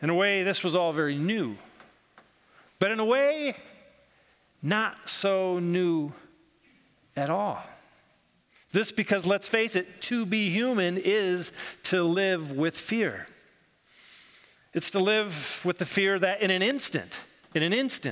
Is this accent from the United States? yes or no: yes; United States; I grew up in the United States